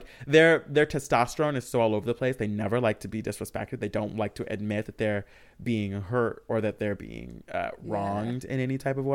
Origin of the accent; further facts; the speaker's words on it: Michigan, United States; I grew up in Michigan, surrounded by cornfields